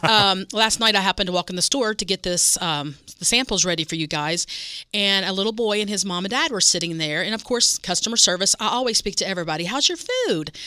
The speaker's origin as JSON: {"language": "English", "region": "West Virginia", "country": "United States", "tie": "born or raised there", "moved": "yes", "said": "I grew up in West Virginia"}